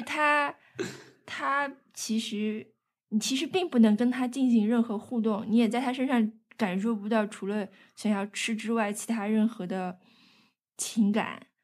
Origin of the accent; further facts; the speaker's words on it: northern China, China; 我这个北方人